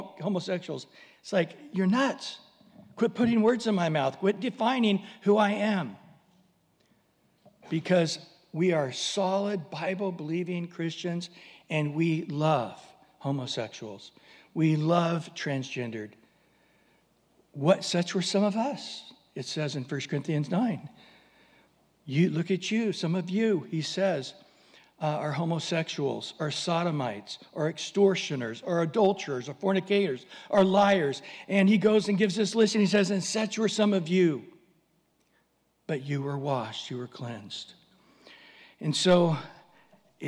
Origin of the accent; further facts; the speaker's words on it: San Diego, California, United States; we're from San Diego